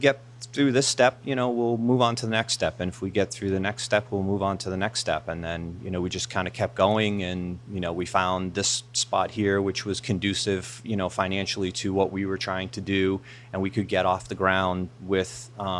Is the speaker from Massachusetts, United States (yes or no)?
yes; Framingham, Massachusetts, United States; also born or lived in Ashland, Massachusetts; I grew up in the eastern part of the state. I grew up in the Framingham, Natick area.